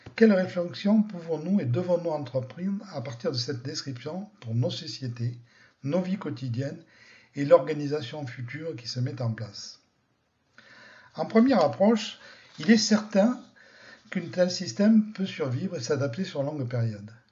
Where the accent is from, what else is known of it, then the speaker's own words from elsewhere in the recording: France; chez nous, en France